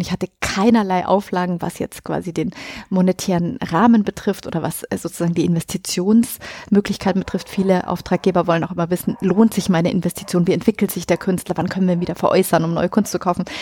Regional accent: Munich, Bavaria, Germany

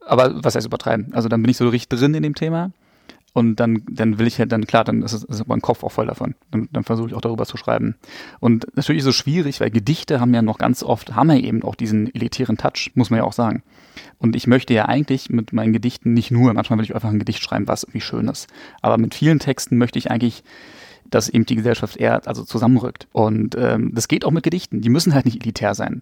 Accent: Berlin, Germany; Ich komme auch aus Berlin. Also bin auch in Berlin geboren

